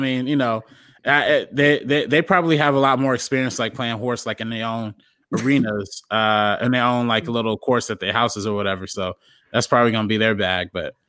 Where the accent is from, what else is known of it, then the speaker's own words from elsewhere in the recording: Compton, California, United States; I'm from Compton.